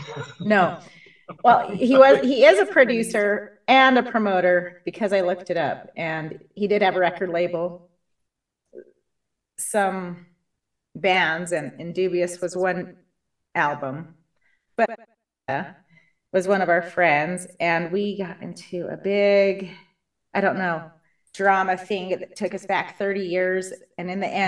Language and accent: English; United States; We're all from Carbon County.